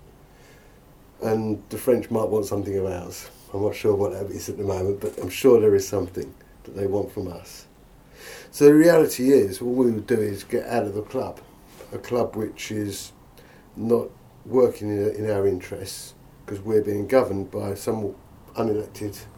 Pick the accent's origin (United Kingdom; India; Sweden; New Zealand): United Kingdom; England; I am, yes, born and bred